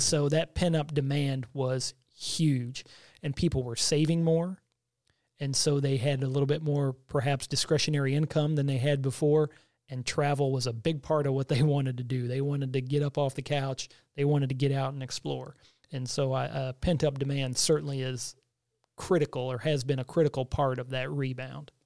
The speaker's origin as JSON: {"language": "English", "town": "Bowling Green", "region": "Missouri", "country": "United States", "tie": "born or raised there", "also_born_or_lived": "Hannibal, Missouri", "said": "I grew up in a small community of Bowling Green, which is about twenty miles south of Hannibal"}